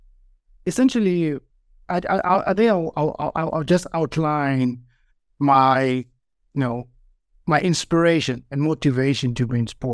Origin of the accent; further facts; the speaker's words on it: Eastern Cape, South Africa; born there; So I was born in South Africa, in the Eastern Cape, during apartheid South Africa.